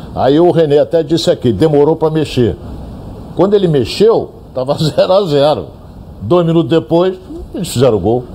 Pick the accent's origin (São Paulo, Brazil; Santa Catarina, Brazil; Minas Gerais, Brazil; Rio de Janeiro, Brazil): Rio de Janeiro, Brazil; Na Penha, lá no IAPI da Penha, onde eu morei, onde fui criado